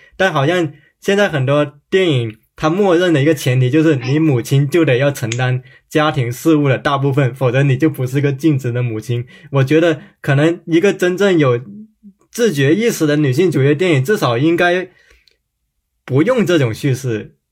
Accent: Guangdong, China; 我小时候是在广东长大的

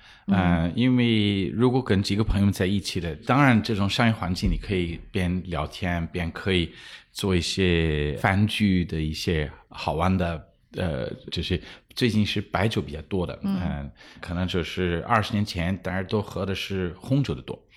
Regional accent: Luxembourg; Chinese is a second language; moved away as an adult; also born or lived in Japan; 呃我我是出生一个小国家叫卢森堡，然后那边我们就是出生的时候就讲卢森堡文、德文、法文，然后我们家是英国人，所以讲英文的。

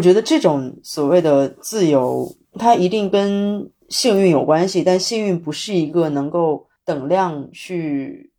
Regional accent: Shenzhen, Guangdong, China; now in Beijing, China; 我的老家，回到深圳的时候

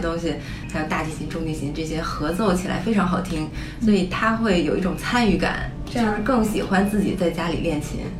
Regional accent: China; now in United States; 因为我们小时候在中国的时候

